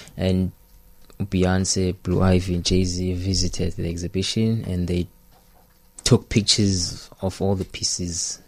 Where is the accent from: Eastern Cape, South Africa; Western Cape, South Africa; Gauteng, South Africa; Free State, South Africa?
Eastern Cape, South Africa; Port Elizabeth; growing up in Port Elizabeth